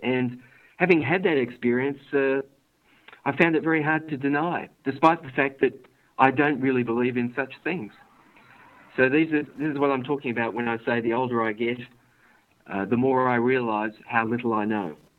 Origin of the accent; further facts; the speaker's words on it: Sydney, New South Wales, Australia; I was born here in Sydney.